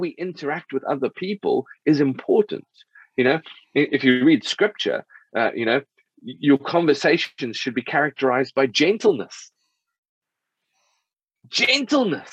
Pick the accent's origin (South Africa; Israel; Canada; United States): South Africa; I grew up in South Africa